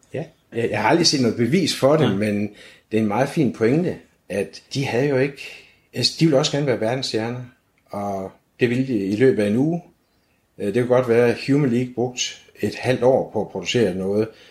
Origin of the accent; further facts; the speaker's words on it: Aarhus, Central Denmark Region, Denmark; Jeg er 56 år gammel og født og opvokset her i Aarhus